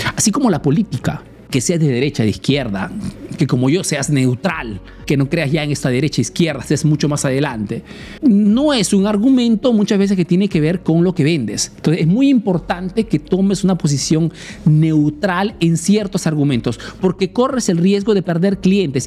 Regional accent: Peru; now in Italy; soy un emprendedor peruano que vive hace años en Italia

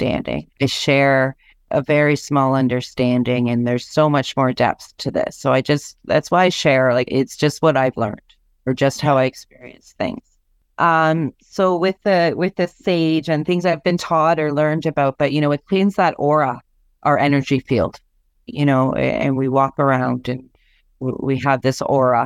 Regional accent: Ontario, Canada; I'm Anishinaabe from Ontario.

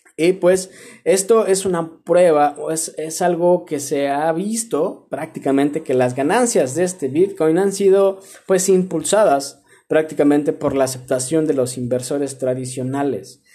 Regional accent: Mexico; somos acá de México

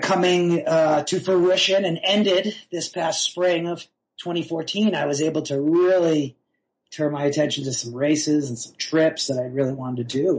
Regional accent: North Shore of Massachusetts, United States; moved away as an adult; also born or lived in Boston, Massachusetts; now in Durango, United States; I was born in Boston in the 70s. I grew up on the North Shore of Massachusetts uh, until I drifted west in the mid 90s um, for college.

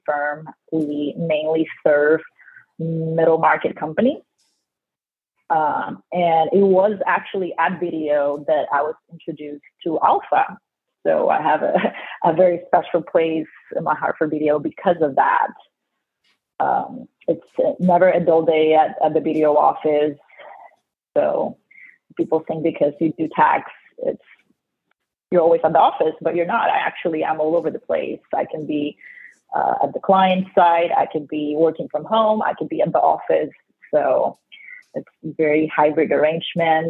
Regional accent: Ponce, Puerto Rico; first language Spanish; English is a second language; moved away as an adult; also born or lived in Bowling Green, Ohio; now in Dallas, United States; I was born and raised in Ponce, Puerto Rico

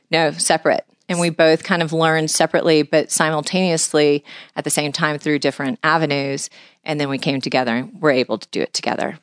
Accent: Houston, Texas, United States; was born and raised in Houston, Texas.

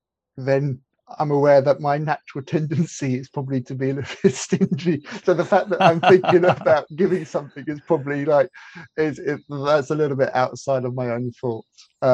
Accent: India; I grew up as in a missionary household, and I was born in India, and I grew up in India.

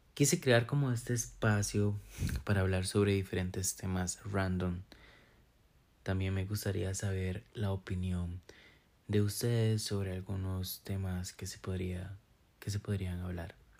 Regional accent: San Carlos, Alajuela, Costa Rica; now in Monteverde, Costa Rica; soy de San Carlos, Costa Rica.

